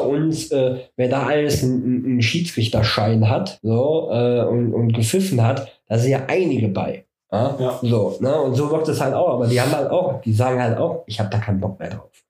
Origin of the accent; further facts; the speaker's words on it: Germany; bei uns in Deutschland